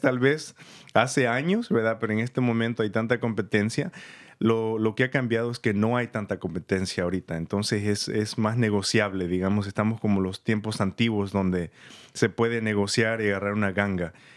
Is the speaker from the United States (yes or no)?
yes; San Rafael, California, United States; born or raised there; moved away as an adult; also born or lived in El Salvador / Santa Rosa, California; now in Petaluma, United States